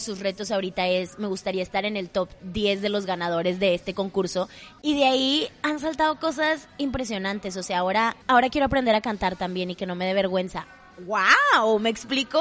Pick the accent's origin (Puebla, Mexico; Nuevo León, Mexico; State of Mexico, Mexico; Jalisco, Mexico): Nuevo León, Mexico; Monterrey; accent: regio; soy súper regia